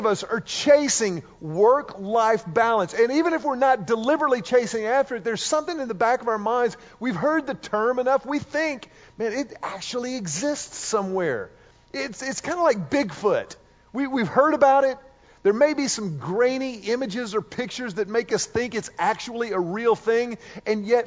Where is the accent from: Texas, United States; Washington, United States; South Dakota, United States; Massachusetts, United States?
Texas, United States; Houston; Mimi and Big Mac played a massive role in our lives growing up in Houston